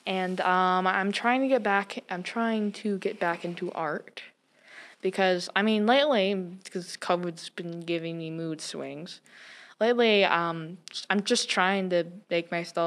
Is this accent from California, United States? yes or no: no; North Dakota, United States; now in Missoula, United States; I grew up in North Dakota